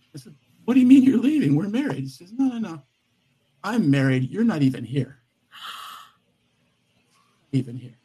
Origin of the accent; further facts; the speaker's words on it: San Fernando Valley, Southern California, United States; I grew up in the San Fernando Valley in Southern California